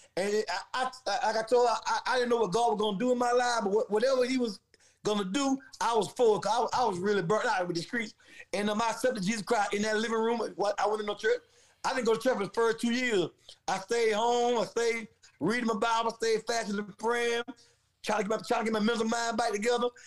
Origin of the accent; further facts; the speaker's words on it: Valdosta, Georgia, United States; also born or lived in Atlanta, Georgia / Ohio; I'm from Valdosta, Georgia. Um, I'm a country boy who grew up in the streets.